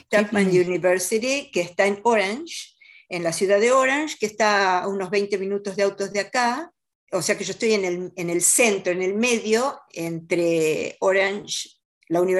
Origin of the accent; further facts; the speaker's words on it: Rosario, Santa Fe, Argentina; Eh, bueno, mi infancia, yo, yo nací en la ciudad de Rosario, que es la segunda ciudad, digamos, del país. Mi padre era bancario.